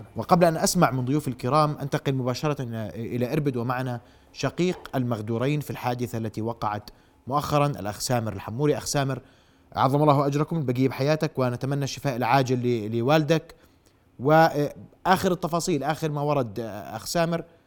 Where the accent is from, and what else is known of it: Jordan